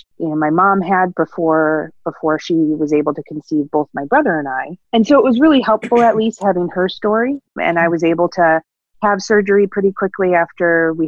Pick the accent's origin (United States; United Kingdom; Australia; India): United States; Buffalo, New York; also born or lived in Batavia, New York, United States; I grew up in the Buffalo, New York area